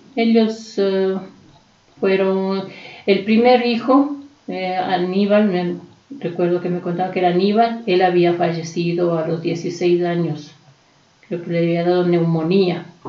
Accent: Quito, Pichincha, Ecuador; somos de aquí, de la Vicentina, porque hemos estado cerca

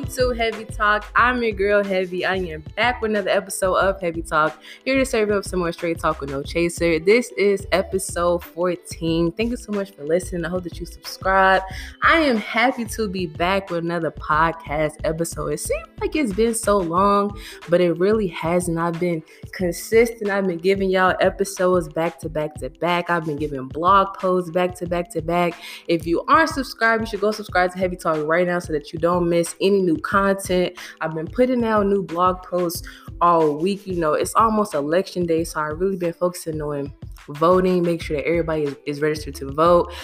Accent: Chicago, Illinois, United States; I'm from Chicago

